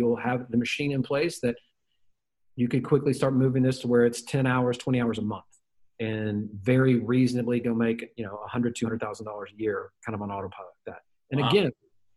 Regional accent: Memphis, Tennessee, United States; I am a redneck from Memphis, Tennessee

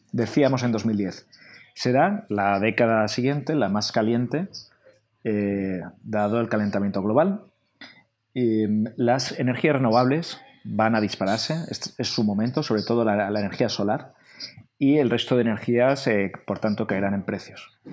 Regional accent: Spain; Como español de cultura latina, que nos gusta sociabilizar el bar, la terraza

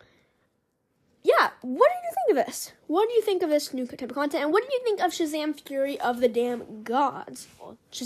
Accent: Los Angeles, California, United States; growing up in Hollywood

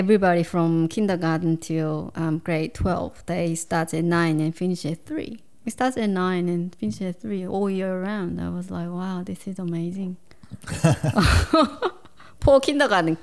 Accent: Seoul, South Korea; English is a second language; moved away as an adult; now in Australia; I grew up in Seoul, mm-hmm. capital of Korea

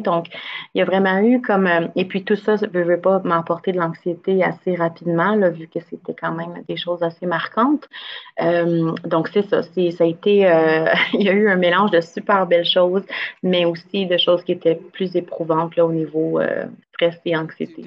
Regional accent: Gatineau, Quebec, Canada; j'ai grandi à Gatineau, je viens de la région

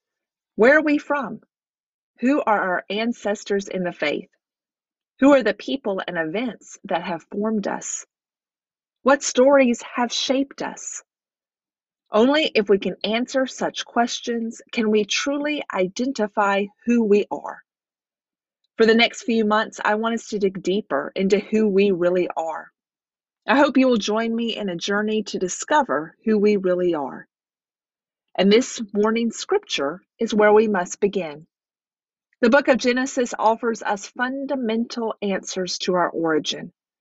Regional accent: Nashville, Tennessee, United States; also born or lived in Georgia / North Carolina; I was born in Georgia and lived my first 5 years in a small town in the Blue Ridge Mountains of North Carolina. I lived 7 years in Nashville, Tennessee.

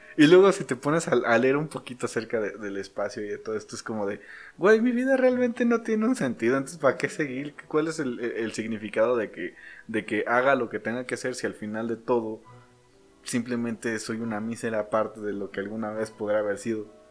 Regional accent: Mexico; nosotros como mexicanos

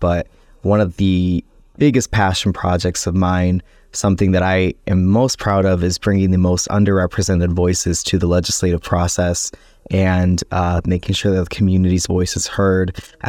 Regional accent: Buffalo, New York, United States; being a young Latino in the city of Buffalo, and also being a member of the LGBT community, growing up in the Latino community

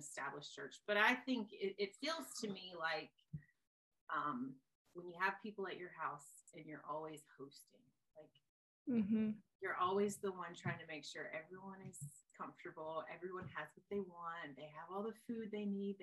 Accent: Marianna, Florida, United States; I grew up in the middle of nowhere in Marianna, Florida, in the Panhandle

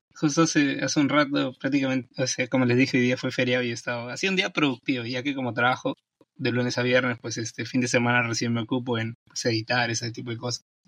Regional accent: Peru; yo soy de Perú

